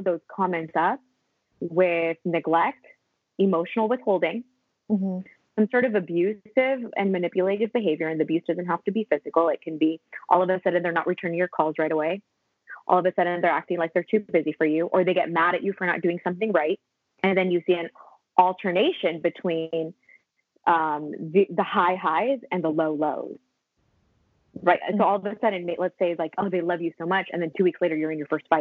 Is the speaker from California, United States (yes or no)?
yes; Los Angeles, California, United States; also born or lived in Philippines